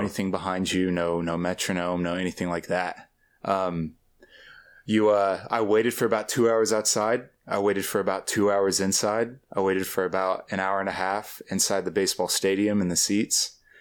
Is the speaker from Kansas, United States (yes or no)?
yes; Topeka, Kansas, United States; I grew up with a generation that, um, that thought that leaving Topeka was a solution